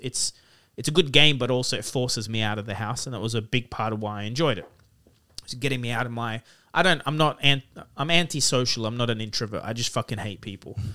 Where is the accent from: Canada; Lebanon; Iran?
Lebanon; now in Sydney, Australia; I grew up in Lebanon, a real third world country